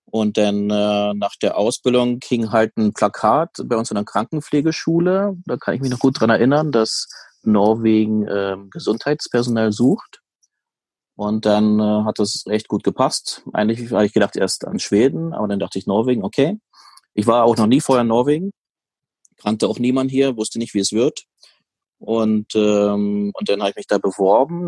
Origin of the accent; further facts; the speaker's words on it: Brandenburg, Germany; also born or lived in Tromsø / Oslo; now in Norway; in meiner alten Heimat